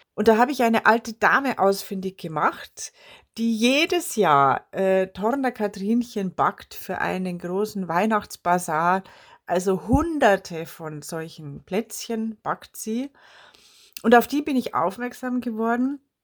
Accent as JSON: {"language": "German", "region": "Bavaria", "country": "Germany", "said": "als Bayerin und als bayerische Volkskundlerin"}